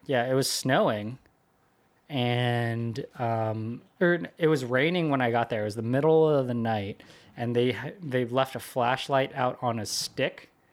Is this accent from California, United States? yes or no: yes; Sunnyvale, California, United States; moved away; I went to elementary school there and middle school